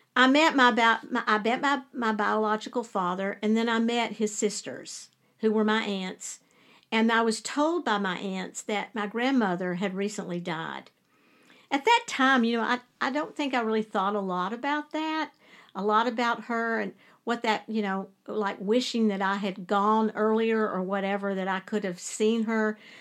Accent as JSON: {"language": "English", "town": "Lewisburg", "region": "West Virginia", "country": "United States", "tie": "born or raised there", "also_born_or_lived": "Charleston", "moved": "yes", "said": "I was born in Charleston, but my mom and dad and I, my little brother, lived in Lewisburg."}